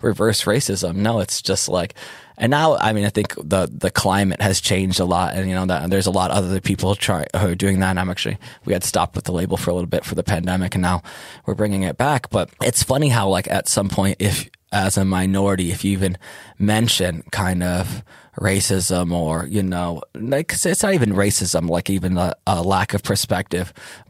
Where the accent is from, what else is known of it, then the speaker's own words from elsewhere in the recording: Detroit, Michigan, United States; moved away as an adult; also born or lived in Berlin; now in Ibiza, Spain; I'm from Detroit